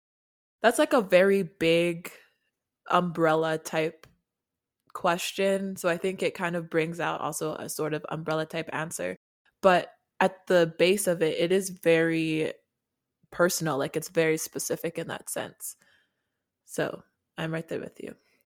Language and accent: English; Canada; also born or lived in Nigeria / South Africa; And I am also Canadian. So I'm from Canada and Nigeria and born in South Africa. So I'm from a lot of places.